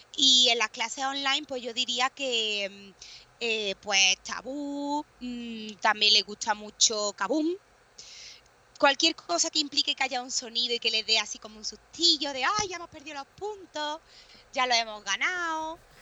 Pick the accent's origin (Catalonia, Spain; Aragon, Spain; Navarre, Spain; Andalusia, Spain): Andalusia, Spain; Córdoba; also born or lived in Berlin / Bristol; soy de Córdoba